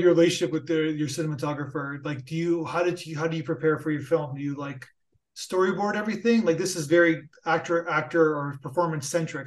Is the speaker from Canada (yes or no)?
yes; Niagara Falls, Ontario, Canada; moved away; also born or lived in United States; I'm, I'm Canadian, so I have a, and I, I, I have to, I have to admit, I lived in the United States. I went to school there. So I'm, I'm, I'm from Niagara Falls, so I'm a Border